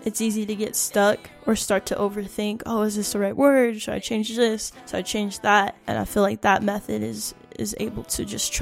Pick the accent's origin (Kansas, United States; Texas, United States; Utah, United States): Utah, United States; Salt Lake City; now in Pine Ridge Reservation, United States; I'm a musician from Salt Lake City, Utah. I currently reside in South Dakota on the Pine Ridge Reservation.